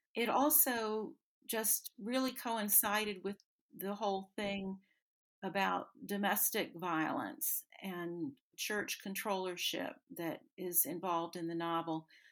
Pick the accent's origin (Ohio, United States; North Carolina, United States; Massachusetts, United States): North Carolina, United States; also born or lived in the South; I was born in North Carolina in the foothills